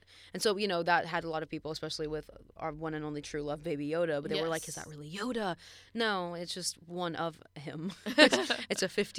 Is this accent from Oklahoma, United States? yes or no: yes; Oklahoma, United States; growing up in Oklahoma